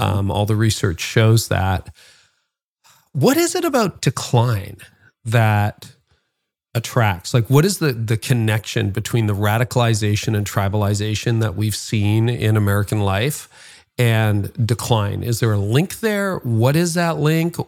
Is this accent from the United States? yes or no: no; Canada; as a Canadian